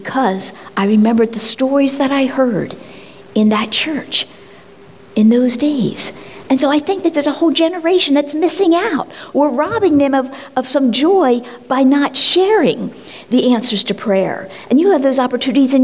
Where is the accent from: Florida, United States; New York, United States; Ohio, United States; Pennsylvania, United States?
Pennsylvania, United States; Collingdale; born or raised there